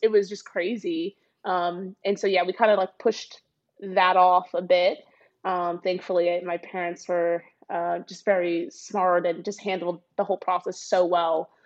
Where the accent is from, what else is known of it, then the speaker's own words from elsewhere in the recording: Dallas, Texas, United States; moved away; I grew up in Dallas, Texas